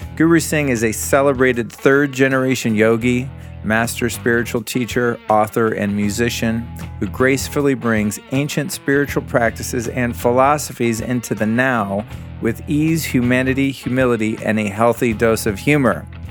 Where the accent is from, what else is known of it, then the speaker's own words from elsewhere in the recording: United States; as an American boy who grew up in the seventies